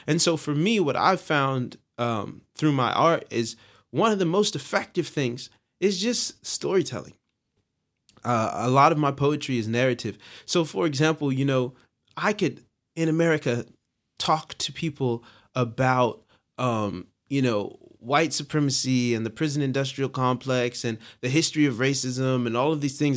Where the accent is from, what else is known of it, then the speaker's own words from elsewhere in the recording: Long Beach, California, United States; I am from Long Beach, California